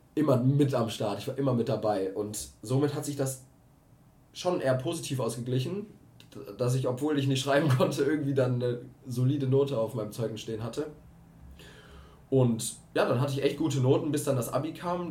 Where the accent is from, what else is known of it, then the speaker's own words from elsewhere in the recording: Cologne, North Rhine-Westphalia, Germany; ich bin 22 Jahre alt und ich komme aus Köln.